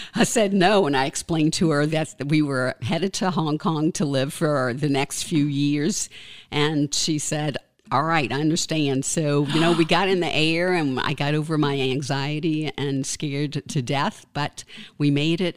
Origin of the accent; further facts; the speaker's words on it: New Orleans, Louisiana, United States; now in Woodstock, United States; born and raised in New Orleans, Louisiana